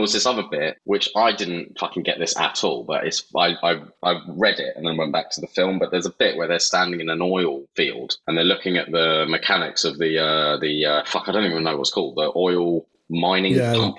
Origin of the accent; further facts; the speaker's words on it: New Jersey, United States; I'm from Jersey